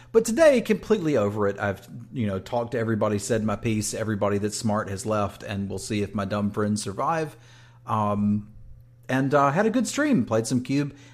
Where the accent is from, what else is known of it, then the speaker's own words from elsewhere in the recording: East Coast, United States; moved away; that's where I grew up. So like mm. my hometown is getting hit with this